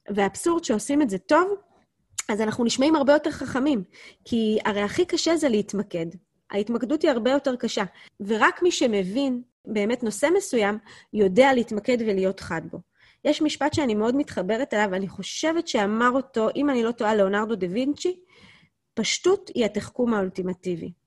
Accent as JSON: {"language": "Hebrew", "country": "Israel", "said": "אנחנו כישראלים"}